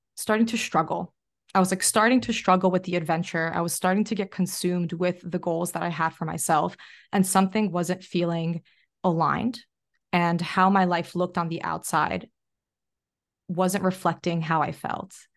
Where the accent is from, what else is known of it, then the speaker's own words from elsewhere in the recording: New Jersey, United States; now in Australia; I'm from Jersey